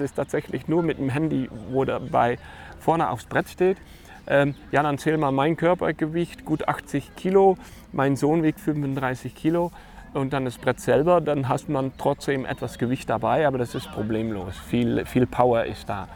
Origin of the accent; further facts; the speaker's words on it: Netherlands; German is a second language; moved away as an adult; now in Germany; ich bin als geborener Holländer ähm, ein Windsurf-Fanatiker ja. und äh, mal für 20 Jahre in Deutschland gelandet